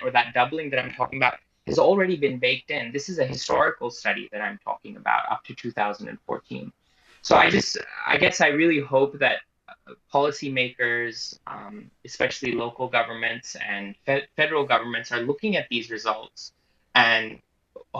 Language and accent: English; Australia; as an Australian